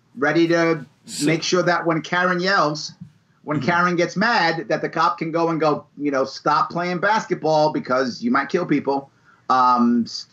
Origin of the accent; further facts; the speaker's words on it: New York City, New York, United States; I was raised in the Bronx with a typical Bronx liberal family